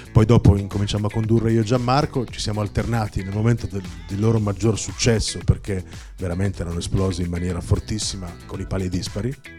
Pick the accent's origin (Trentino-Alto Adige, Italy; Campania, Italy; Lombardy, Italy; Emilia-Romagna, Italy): Lombardy, Italy; Milan; siamo noi di Milano